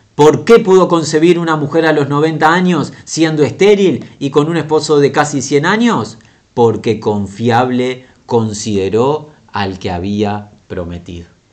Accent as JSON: {"language": "Spanish", "country": "Uruguay", "said": "la ciudad de nuestra nación Montevideo, en esta república pequeña, la República Oriental del Uruguay"}